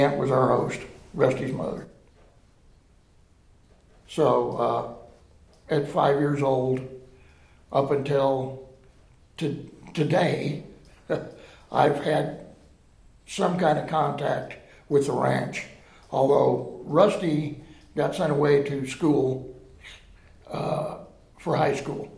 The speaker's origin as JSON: {"language": "English", "town": "Wickenburg", "region": "Arizona", "country": "United States", "tie": "born or raised there", "said": "I was born and raised in Wickenburg."}